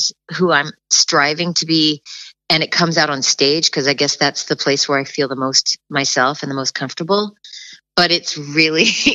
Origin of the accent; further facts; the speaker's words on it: Eugene, Oregon, United States; moved away as an adult; also born or lived in Los Angeles / Boston; I grew up in Eugene, Oregon